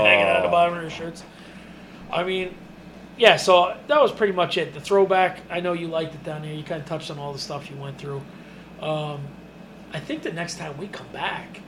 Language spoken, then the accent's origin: English; United States; Growing up in Mount Marion Park